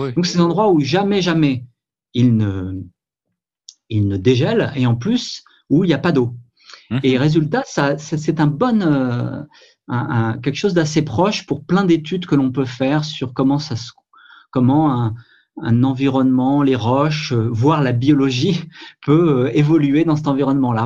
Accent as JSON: {"language": "French", "country": "France", "said": "chez nous en France"}